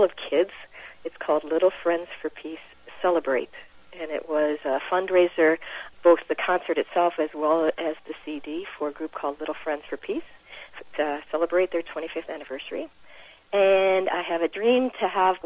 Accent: Minnesota, United States; moved away as an adult; also born or lived in Wisconsin; now in Washington, D.C., United States; I'm originally from Minnesota

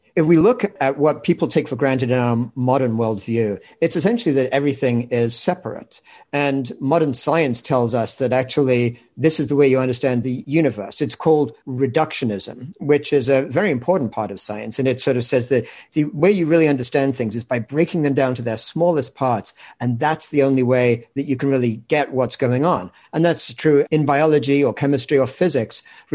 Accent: England, United Kingdom; moved away as an adult; now in United States; Well, in fact, I grew up in England, but I came to the States when I was 21 and have spent most of my life since then in the States. So somewhere along the line, my accent got sort of mashed up.

